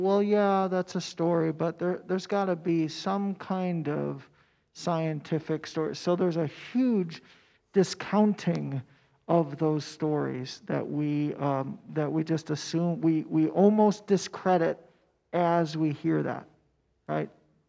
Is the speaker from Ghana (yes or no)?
no; United States; our worldview as American Christians